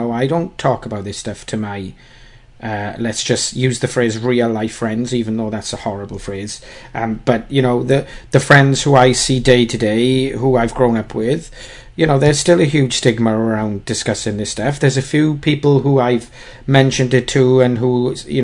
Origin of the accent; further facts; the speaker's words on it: United Kingdom; We're British